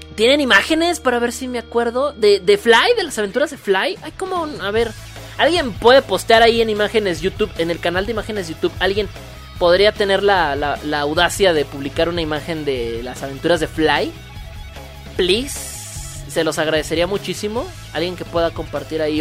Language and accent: Spanish; Mexico; Los que somos de México